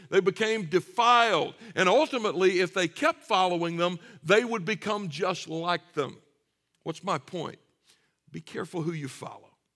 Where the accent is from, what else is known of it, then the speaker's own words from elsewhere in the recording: Deep South, United States; I grew up in the Deep South